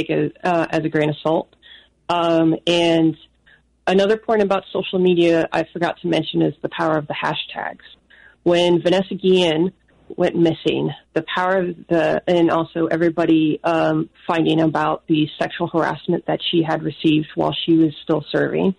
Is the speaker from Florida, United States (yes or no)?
yes; Florida, United States; I'm from Florida